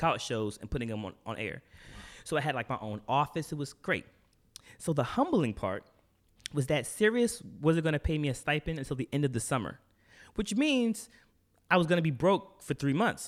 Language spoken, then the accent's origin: English; Portsmouth, Virginia, United States; moved away as an adult; also born or lived in New York City / Chesapeake, Virginia; now in New York, United States; I was born in Portsmouth, Virginia.